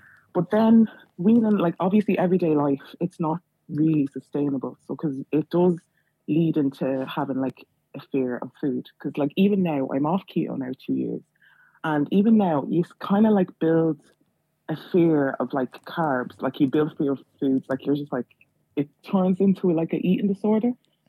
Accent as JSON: {"language": "English", "town": "Dublin", "region": "Leinster", "country": "Ireland", "said": "Thanks. I'm from Dublin."}